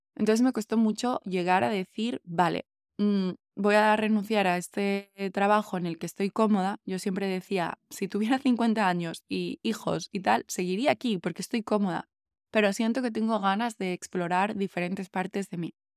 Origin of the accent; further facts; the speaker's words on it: Asturias, Spain; moved away as an adult; also born or lived in Berlin, Germany; cuando ya me fui de Berlín y, y volví a Asturias